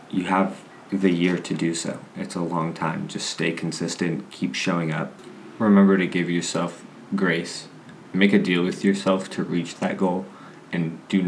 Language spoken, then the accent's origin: English; Las Cruces, New Mexico, United States; transferred to New Mexico State, which is my hometown.